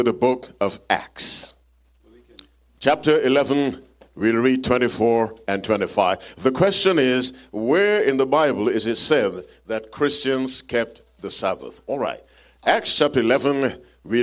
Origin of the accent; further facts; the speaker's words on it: Jamaica; I'm from Jamaica, too